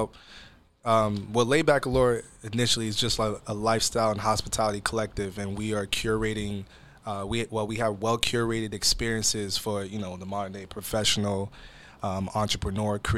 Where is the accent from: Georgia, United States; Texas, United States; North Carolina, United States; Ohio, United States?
Georgia, United States; Atlanta; now in Seattle, United States; I'm originally born and raised in Atlanta, Georgia, but I am Nigerian